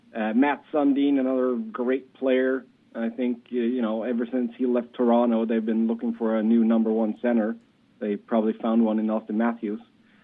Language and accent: English; Sweden; national anthem of my home country, Sweden